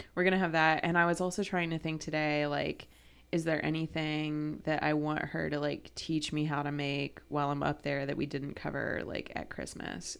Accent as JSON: {"language": "English", "region": "Ohio", "country": "United States", "tie": "born or raised there", "said": "growing up in Ohio"}